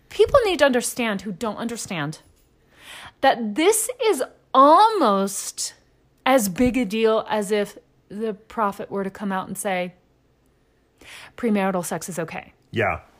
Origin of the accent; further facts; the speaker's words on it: Texas, United States; also born or lived in Louisiana / Memphis, Tennessee; I grew up in East Texas. I grew up in Louisiana. Um, did a stint in Memphis, Tennessee, which isn't quite as deep as the others. But I grew up in the Deep South